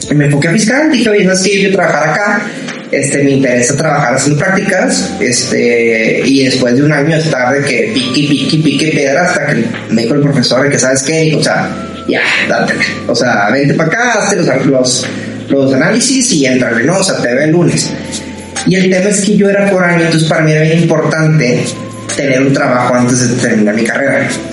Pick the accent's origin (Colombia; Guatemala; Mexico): Mexico; Ciudad Juárez, Chihuahua; moved away as an adult; now in Monterrey, Mexico; yo soy de Juárez, Chihuahua. Este, cuando yo me vengo a estudiar a Monterrey, que aquí sigo